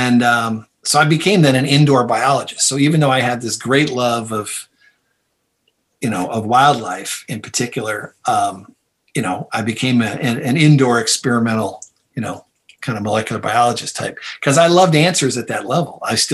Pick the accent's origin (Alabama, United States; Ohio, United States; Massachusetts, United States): Ohio, United States; Toledo; I grew up in Toledo, Ohio, a city perched on the edge of Lake Erie